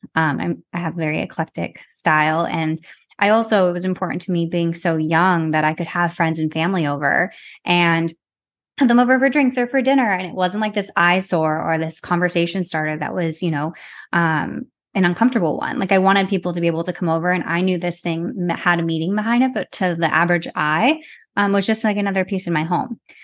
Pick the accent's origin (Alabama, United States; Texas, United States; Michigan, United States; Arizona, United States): Arizona, United States; now in New York City, United States; I'm from Arizona, but I currently live in New York City.